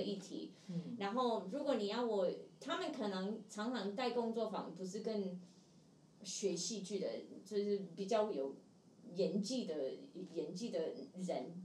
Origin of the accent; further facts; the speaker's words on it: Seattle, Washington, United States; Chinese is a second language; moved away as an adult; now in Taiwan; 因为我是西雅图人，美，美国西雅图人